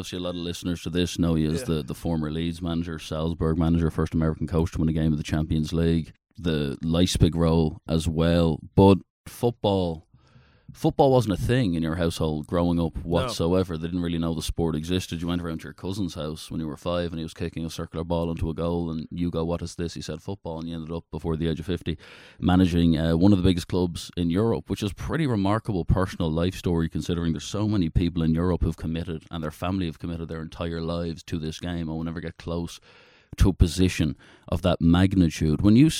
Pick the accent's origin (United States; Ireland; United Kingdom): Ireland; Dublin, Leinster; I'm an Irishman, yeah.